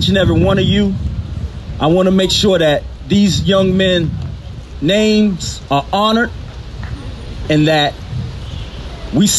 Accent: Oxon Hill, Maryland, United States; I grew up in Oxon Hill, Maryland

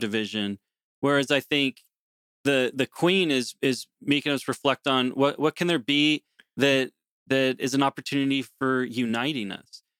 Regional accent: United States; moved away as an adult; now in Canada; growing up in the United States

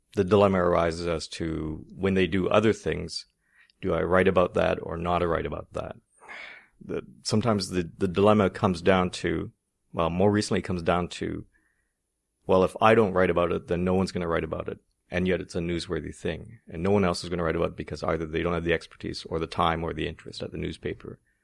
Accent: Ottawa, Ontario, Canada; I grew up here in Ottawa

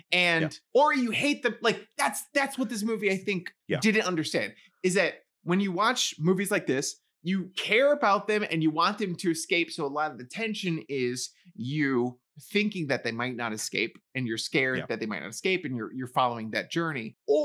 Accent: New York City, New York, United States; I grew up in the Bronx.

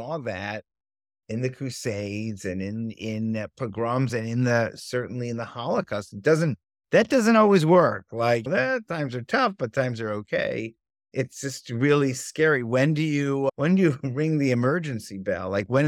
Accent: Berkeley, California, United States; we grew up in the Bay Area, like right near Berkeley People's Park in the 1960s. I was born in 64.

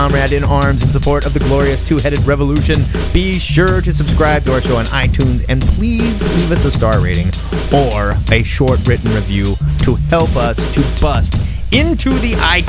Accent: United States; we're good American boys

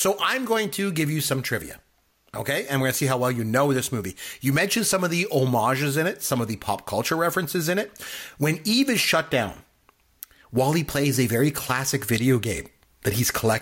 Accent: Canada; I'm Canadian

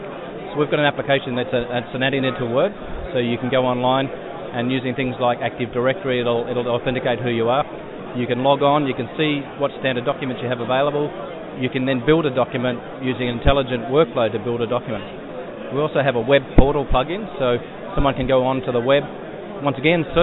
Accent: Canberra, Australian Capital Territory, Australia; Well, I come from Canberra, so I tend to follow rugby

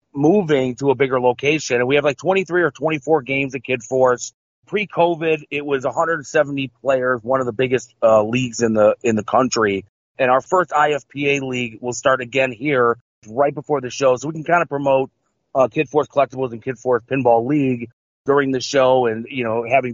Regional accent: Cleveland, Ohio, United States; I'm born and raised in Cleveland my whole life

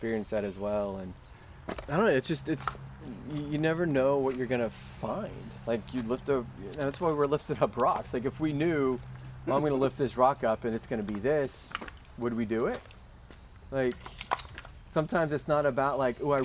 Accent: Cincinnati, Ohio, United States; I grew up in Cincinnati in Coleraine

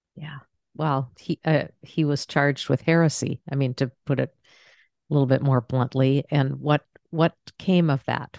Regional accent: Maine, United States; moved away; I'm from Maine originally

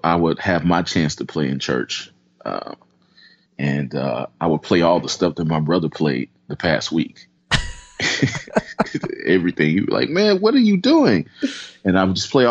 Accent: St. Louis, Missouri, United States; I'm originally from St. Louis, Missouri

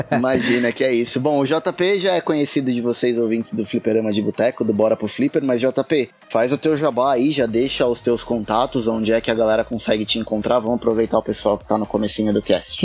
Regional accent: São Paulo, Brazil; eu sou de São Paulo

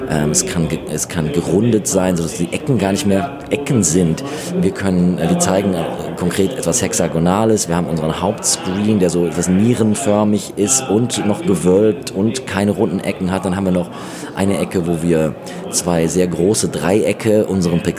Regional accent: Austria; was ja für uns früher eher so, gerade als Österreicher, äh, ein bisschen problematischer war

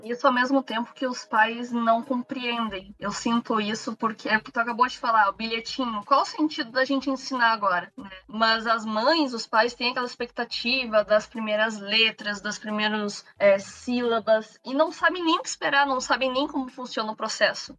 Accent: Rio Grande do Sul, Brazil; Eu sou do Rio Grande do Sul

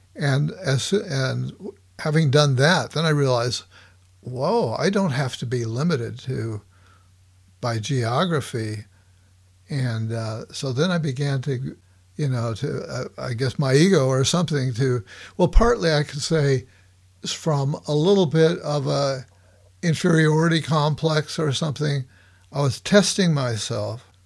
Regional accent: Los Angeles, California, United States; now in Bay Area, United States; I grew up in Los Angeles

